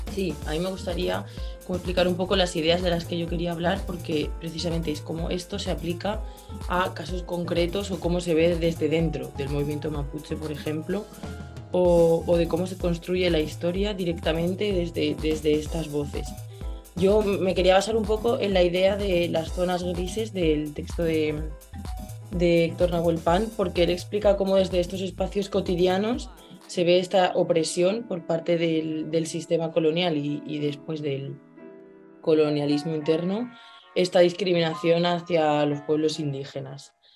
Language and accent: Spanish; Spain; moved away as an adult; now in Santiago, Chile; vengo de España